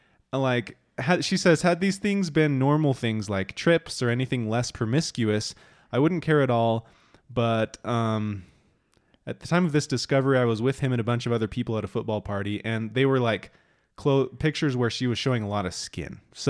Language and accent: English; Boston, Massachusetts, United States; I am from Boston, and I think you would enjoy taking the RV up here to the Northeast.